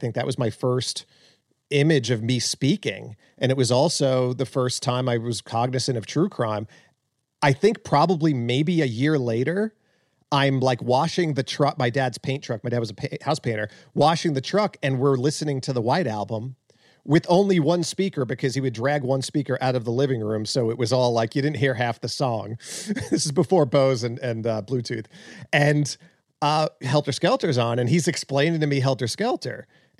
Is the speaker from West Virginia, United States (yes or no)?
no; Long Island, New York, United States; I was living on Long Island. Like I was in an apartment, you know, just pumping gas or something. No, I was with my parents. I was growing up on Long Island.